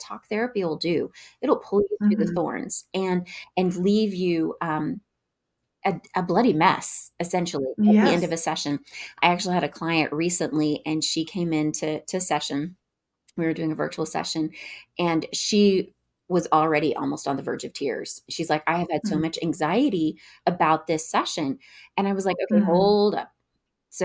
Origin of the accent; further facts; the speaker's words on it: Northwest Arkansas, United States; I hail from Northwest Arkansas.